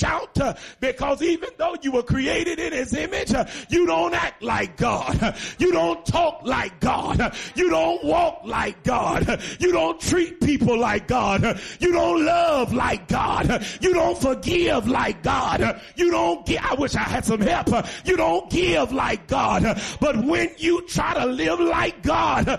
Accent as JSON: {"language": "English", "town": "Chicago", "region": "Illinois", "country": "United States", "tie": "born or raised there", "moved": "as an adult", "lives_now": "Bloomington, United States", "said": "I was born and raised in Chicago, 2 hours away, 41 years. And I've been here a year and 4 months"}